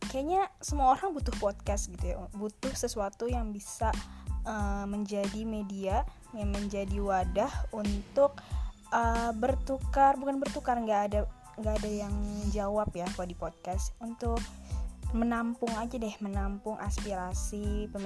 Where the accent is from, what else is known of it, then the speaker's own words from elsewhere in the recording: Bogor, West Java, Indonesia; Uh, rumah gue juga di Bogor, gue asli Bogor.